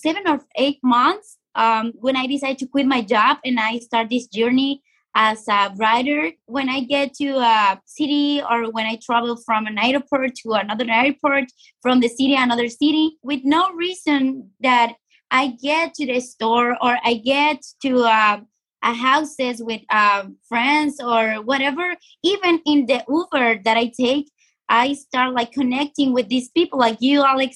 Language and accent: English; Sonora, Mexico; now in Tijuana, Mexico; I'm from Mexico. I was born in Sonora, but now I'm living here in Baja California.